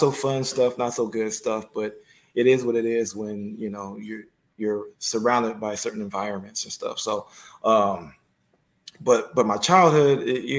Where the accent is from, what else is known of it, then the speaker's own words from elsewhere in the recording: San Francisco, California, United States; Well, I was born and raised in San Francisco. So, San Francisco, St. Mary's Hospital. That's where I was born. Spent my youth between San Francisco and actually South